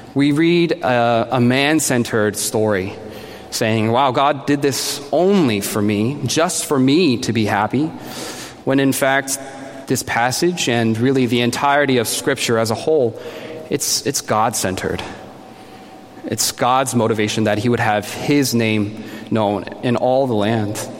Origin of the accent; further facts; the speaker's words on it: New Jersey, United States; now in Boston, United States; I'm a Korean American, born and raised in New Jersey. I'm living in Boston now